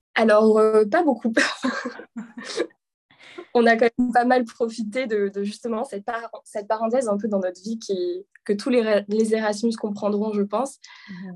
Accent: a small village near Avignon, Provence-Alpes-Côte d'Azur, France; moved away as an adult; also born or lived in Paris; je suis originaire du sud de la France, d'un petit village dans le sud à quelques kilomètres d'Avignon

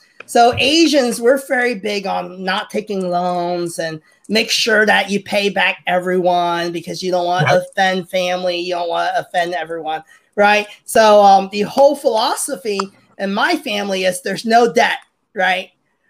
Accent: Hong Kong; now in United States; So I'm Chinese. I'm immigrant from Hong Kong to the U.S. and very typical Chinese race family, right? My mom and dad came here because 1997 happened. We knew China was going to take over Hong Kong, so we immigrated to the U.S.

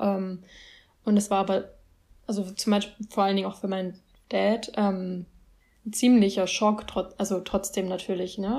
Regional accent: Germany; ich bin hier in Deutschland aufgewachsen

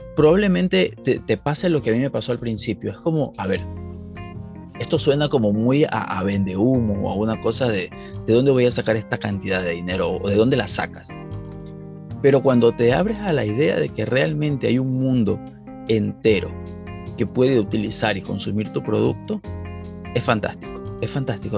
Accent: Ecuador; en Ecuador, que es de donde yo soy

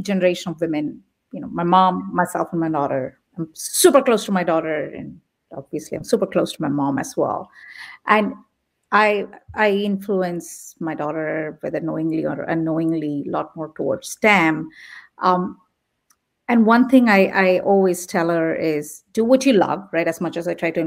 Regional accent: India; also born or lived in Midwest, United States; now in San Jose, United States; I come from India

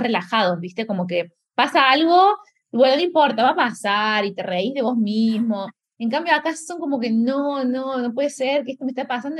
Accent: Córdoba, Argentina; moved away as an adult; also born or lived in Germany; now in Lisbon, Portugal; soy de Córdoba, Argentina

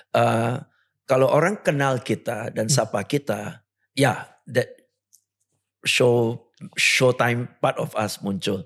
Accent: Singapore; moved away as an adult; now in Indonesia; Lahir di Singapura, besar di Singapura, sampai sekarang masih warga negara Singapura

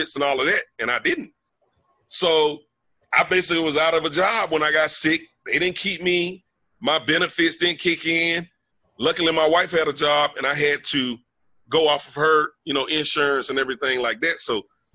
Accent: Mississippi, United States; moved away; I'm from Mississippi. I'm from a little small college town.

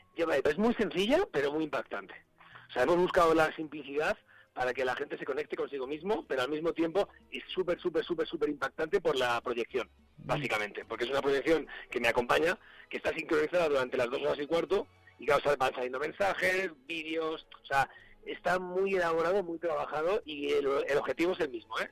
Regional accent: Asturias, Spain; soy asturiano

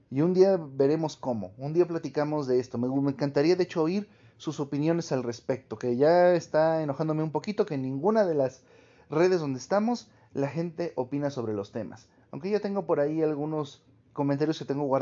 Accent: Mexico; no porque somos mexicanos, ni porque fuimos españoles

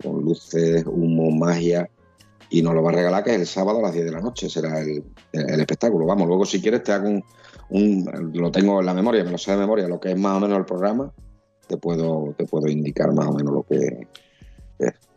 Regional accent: Huelva, Andalusia, Spain; somos de aquí de Huerva, conocemos el recinto colombino

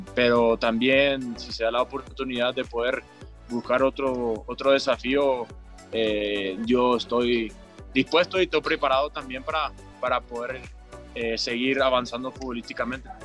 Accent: Paraguay; moved away as an adult; now in Mexico; como otro paraguayo más

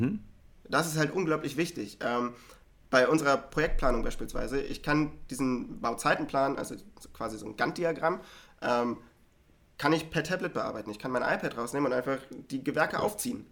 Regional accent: Hanover, Lower Saxony, Germany; moved away as an adult; now in Berlin, Germany; ich komme ja ursprünglich aus Hannover

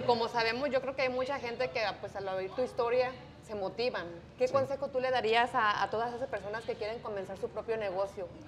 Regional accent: Jalisco, Mexico; now in Indianapolis, United States; yo soy de Jalisco

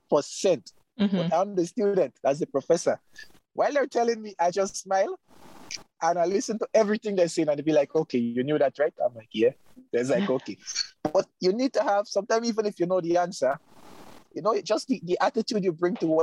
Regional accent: Grenada; I'm a veterinarian. I'm living in my home country.

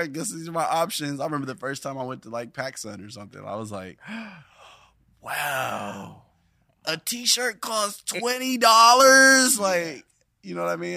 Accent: Carson, California, United States; also born or lived in Long Beach, California / North Carolina; now in Los Angeles, United States; I was born in Long Beach, California, at Long Beach Memorial, and I lived there for a few years in the in the beginning, mm-hmm. and mm. then I was primarily raised in Carson

